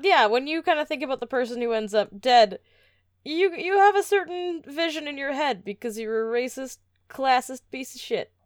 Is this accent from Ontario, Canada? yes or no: no; Edmonton, Alberta, Canada; we come from Edmonton